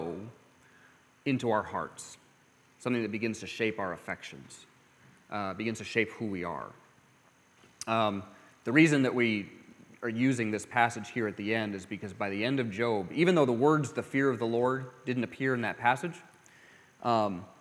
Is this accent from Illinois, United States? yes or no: no; California, United States; I grew up in California